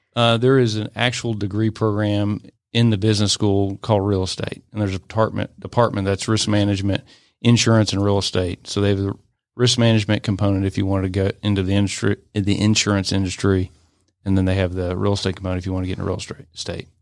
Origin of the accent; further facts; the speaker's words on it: Atlanta, Georgia, United States; I grew up in the Atlanta area. I'm an Atlanta native